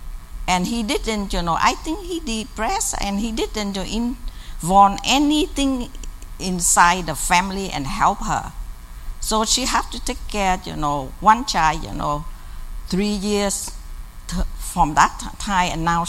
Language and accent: English; South Vietnam, Vietnam; moved away; I come from South Vietnam